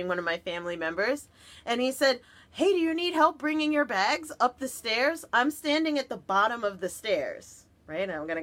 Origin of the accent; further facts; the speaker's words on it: New Jersey, United States; I'm from Jersey